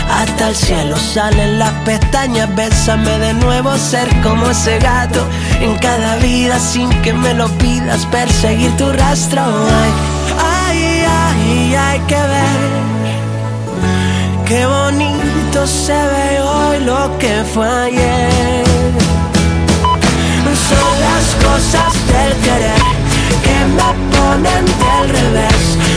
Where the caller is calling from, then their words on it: Terrassa, Catalonia, Spain; Hola, … … de Terrassa